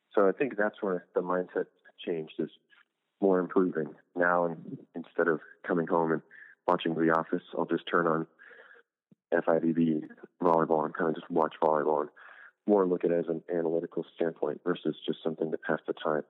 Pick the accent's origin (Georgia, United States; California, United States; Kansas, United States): California, United States; Huntington Beach; my hometown, almost in Huntington Beach